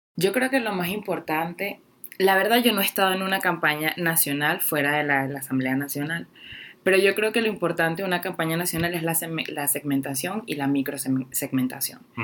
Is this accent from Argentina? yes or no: no; Guatire, Miranda, Venezuela; moved away as an adult; now in Mexico; mi pueblo, Guatire, que es donde soy